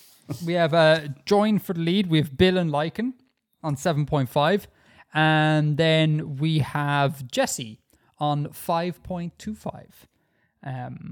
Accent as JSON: {"language": "English", "country": "Ireland", "said": "as a true Irish man"}